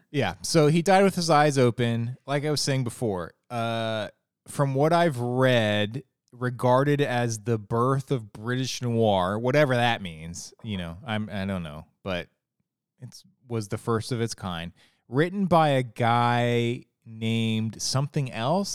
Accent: Ohio, United States; moved away as an adult; also born or lived in Florida / Arizona; now in Virginia, United States; I grew up in Ohio, very flat

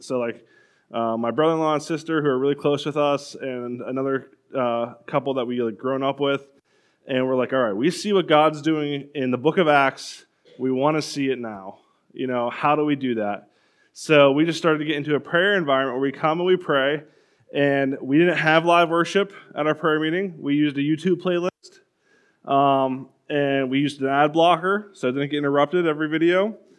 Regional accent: Butler, Pennsylvania, United States; So I'm from Butler, which is similar to Newcastle, and that's great because I do love Newcastle.

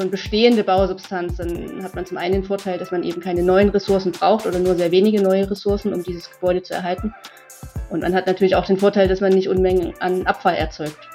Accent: Dresden, Saxony, Germany; ich komme aus Dresden, ich wohne schon immer in Dresden, ist eine super schöne Stadt, es gab für mich noch keine Gründe wegzugehen.

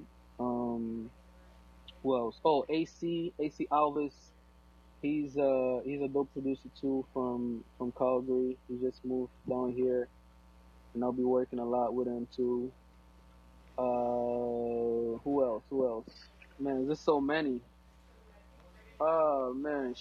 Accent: Angola; first language Portuguese; English is a second language; moved away; my first language is Portuguese. I'm from Angola

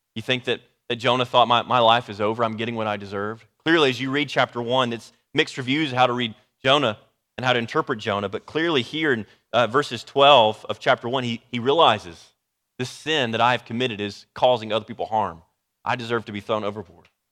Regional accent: Dallas, Texas, United States; I'm from the Dallas area

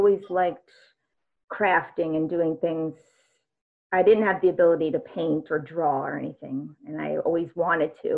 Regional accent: New York, United States; moved away; also born or lived in Nantucket; I grew up in New York. My folks were only about half hour from New York City

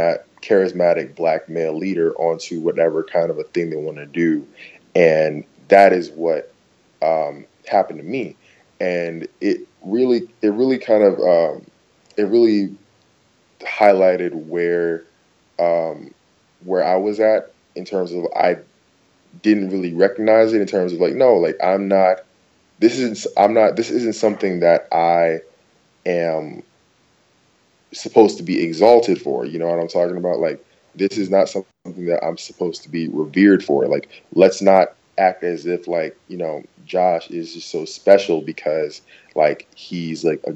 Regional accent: New York, United States; But, like, yeah, like, no, I'm from New York. Like, I've been stopped on the block all the time.

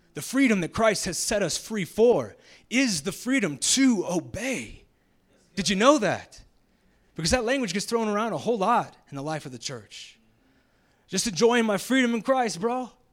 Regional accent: Jacksonville, Florida, United States; moved away; I'm originally from the South, Jacksonville, Florida

